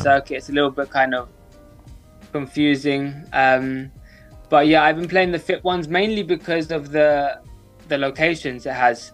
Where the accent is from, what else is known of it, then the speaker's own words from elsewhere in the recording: London, United Kingdom; I'm 23 years old. I'm from London.